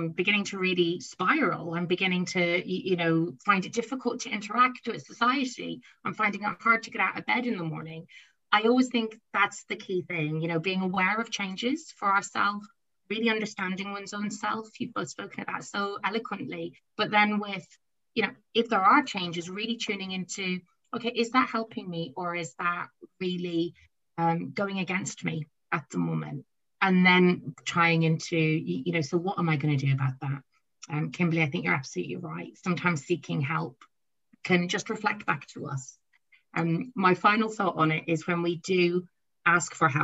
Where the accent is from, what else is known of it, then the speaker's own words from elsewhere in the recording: Ireland; I'm Irish.